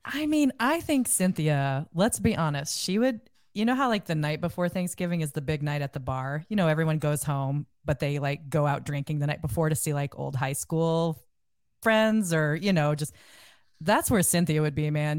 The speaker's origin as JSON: {"language": "English", "region": "Iowa", "country": "United States", "said": "I'm from Iowa"}